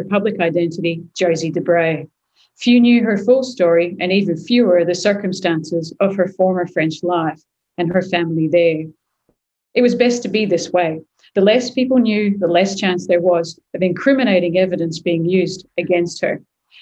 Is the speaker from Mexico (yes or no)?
no; Perth, Western Australia, Australia; moved away as an adult; also born or lived in Sydney; coming back to my hometown